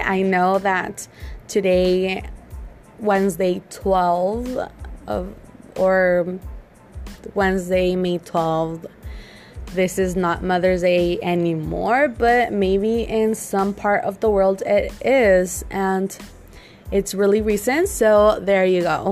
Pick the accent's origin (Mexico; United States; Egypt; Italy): Mexico; I'm from Mexico